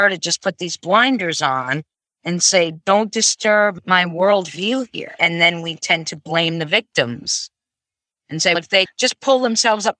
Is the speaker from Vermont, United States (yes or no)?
yes; Vermont, United States; I grew up in Vermont.